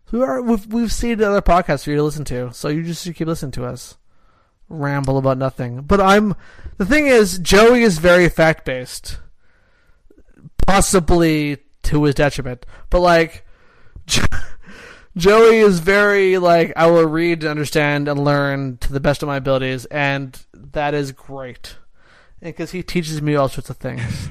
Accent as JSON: {"language": "English", "country": "Canada", "said": "I'm a Canadian."}